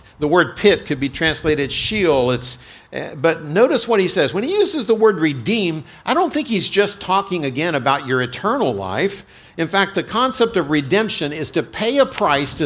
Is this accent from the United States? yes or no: yes; United States; I'm an American